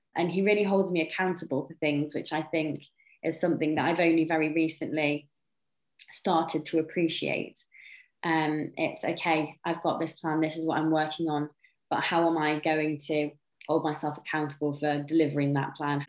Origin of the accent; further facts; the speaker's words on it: North Wales, United Kingdom; I've was born and raised in North Wales in a tiny little village in the middle of nowhere.